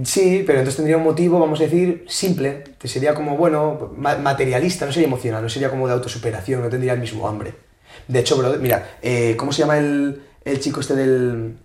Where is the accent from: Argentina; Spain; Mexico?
Spain; Asturias; now in Madrid, Spain; Yo soy de Asturias, tío. Vengo a Madrid